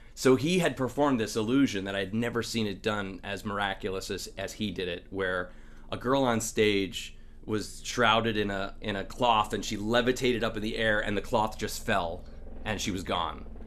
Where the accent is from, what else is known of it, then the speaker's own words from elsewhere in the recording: Long Island, New York, United States; I'm from Long Island